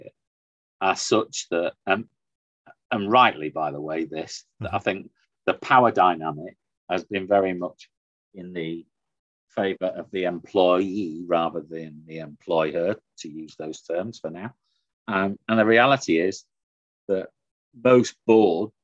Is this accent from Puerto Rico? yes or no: no; the north of England, United Kingdom; I grew up in the Thatcher government in the north